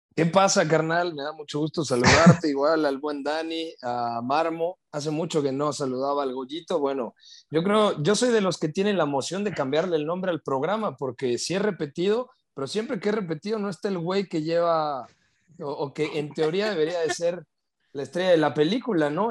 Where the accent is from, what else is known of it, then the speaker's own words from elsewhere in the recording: Mexico; soy mexicano